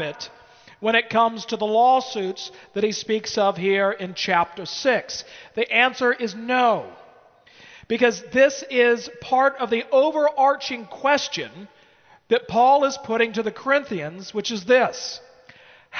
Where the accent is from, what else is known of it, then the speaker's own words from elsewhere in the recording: United States; as an American.